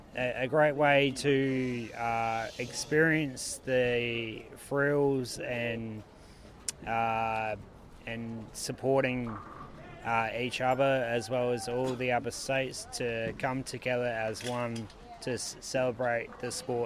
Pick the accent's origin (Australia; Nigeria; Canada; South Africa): Australia; South Australia; South Australia.